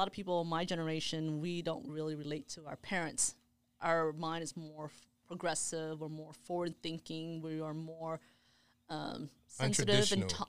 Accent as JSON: {"language": "English", "town": "Houston", "region": "Texas", "country": "United States", "said": "A lot of anti-Asian hate here in Houston is that, first of all, we're Asian Texan."}